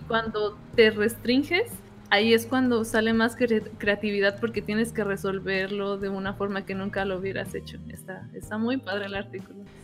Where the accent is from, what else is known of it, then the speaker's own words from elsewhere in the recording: Uruapan, Michoacán, Mexico; now in Los Angeles, United States; Yo soy de Urbapan, Michoacán, uh. con mucho orgullo, y ahorita vivo en Los Ángeles